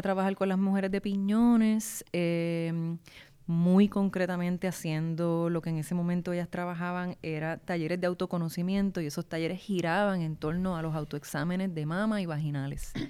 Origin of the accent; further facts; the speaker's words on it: Guaynabo, Puerto Rico; Yo soy de Guaynabo